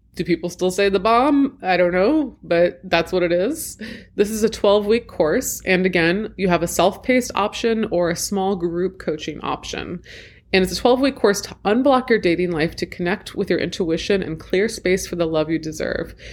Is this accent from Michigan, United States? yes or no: no; Washington, District of Columbia, United States; an attempted coup in my hometown